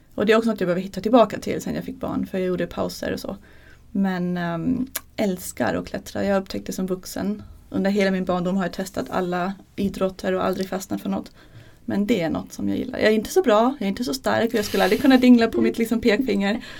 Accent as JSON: {"language": "Swedish", "country": "Germany", "second_language": "Swedish", "moved": "as an adult", "lives_now": "Sweden", "said": "Jag är från Tyskland"}